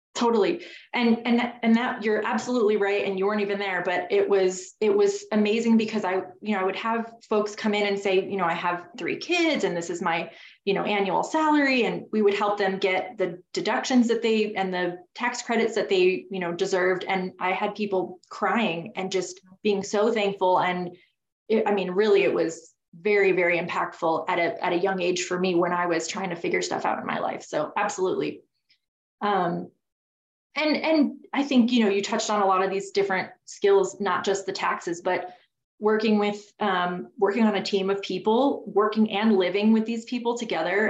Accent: Connecticut, United States; I grew up in Connecticut. That's where I'm from.

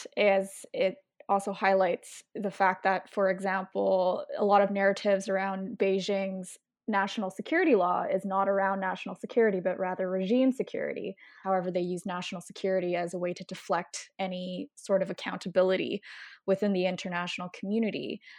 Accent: Canada; I myself am a Canadian-born Hong Konger.

